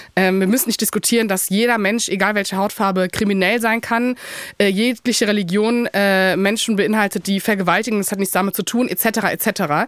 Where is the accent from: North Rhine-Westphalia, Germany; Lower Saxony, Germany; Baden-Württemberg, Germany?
North Rhine-Westphalia, Germany; Cologne; ich komme aus Köln